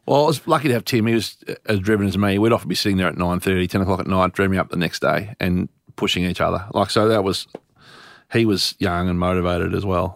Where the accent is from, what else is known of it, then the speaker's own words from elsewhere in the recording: Warragul, Victoria, Australia; when I grew up in Warrigal